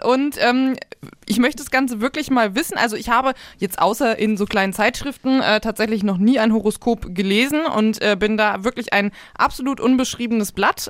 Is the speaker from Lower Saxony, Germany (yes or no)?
yes; Hanover, Lower Saxony, Germany; now in Nuremberg, Germany; sowohl in Nürnberg, der Stadt, in der wir leben, als auch äh, Hannover, die Stadt, wo ich herkomme